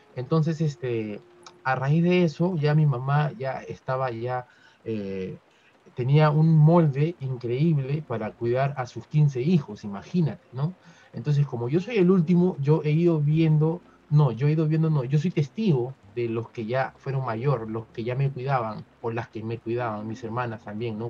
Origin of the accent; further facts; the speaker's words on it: Peru; como peruano